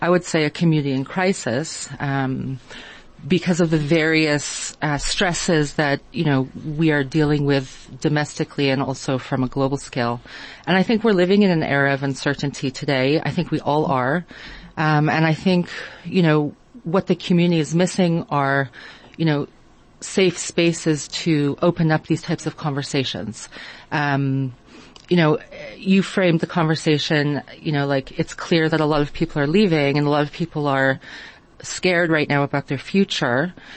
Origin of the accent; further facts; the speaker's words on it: Israel; also born or lived in United States; now in South Africa; I would say I'm a South African by choice, originally from the United States. I actually grew up in Israel as well.